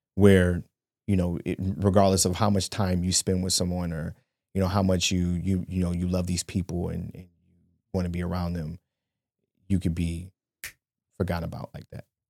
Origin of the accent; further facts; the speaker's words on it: Shaker Heights, Ohio, United States; I grew up in Shaker Heights, Ohio, and I went to school with these people from kindergarten all the way until Well, I finished the tenth grade